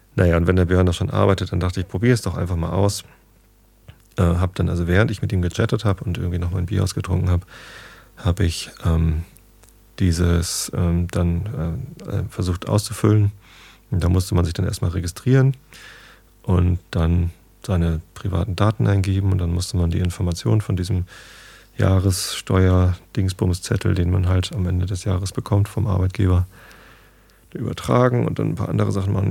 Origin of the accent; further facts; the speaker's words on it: Northern Germany, Germany; als Norddeutscher.